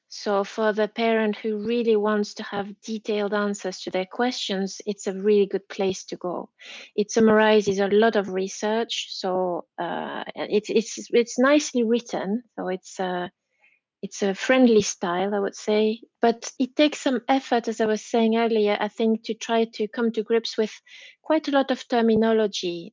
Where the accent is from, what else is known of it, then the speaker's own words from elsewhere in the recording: Belgium; English is a second language; moved away as an adult; now in Leeds, United Kingdom; I'm Belgian, so yeah, uh, I'm a late bilingual